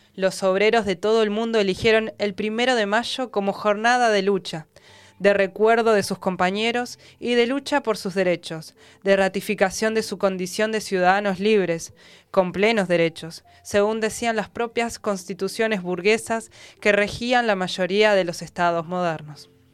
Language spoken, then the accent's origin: Spanish; Argentina; nosotras y nosotros como argentinos